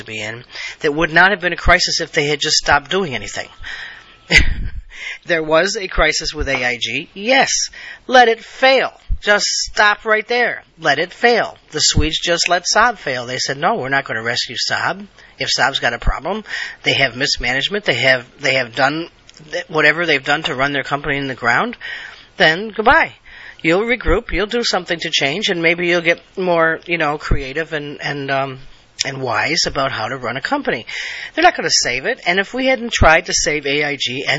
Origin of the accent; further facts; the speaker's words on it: United States; I am an American, true blue, national American. I believe in my country.